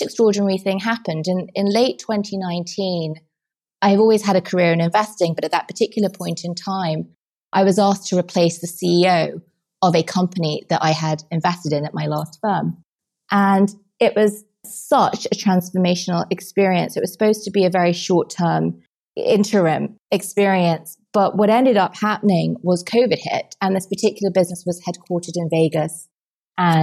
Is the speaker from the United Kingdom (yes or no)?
yes; England, United Kingdom; moved away as an adult; now in New York, United States; being English